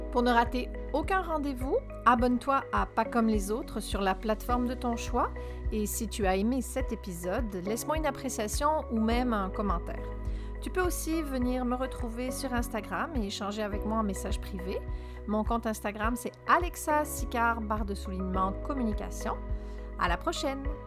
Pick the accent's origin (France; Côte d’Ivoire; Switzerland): France; now in Gaspésie, Canada; je suis française, puis je suis fièrement française. Ça fait 18 ans que je suis en Gaspésie